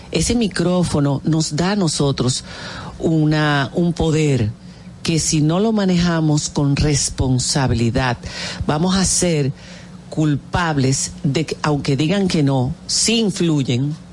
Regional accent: Dominican Republic; moved away; also born or lived in Spain; somos dominicanos

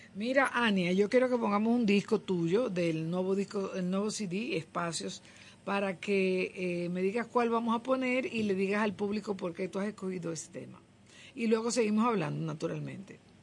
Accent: Dominican Republic

